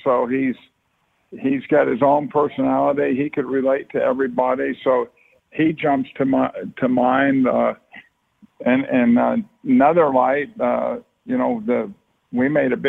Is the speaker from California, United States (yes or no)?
yes; Martinez, California, United States; But we grew up in Martinez, California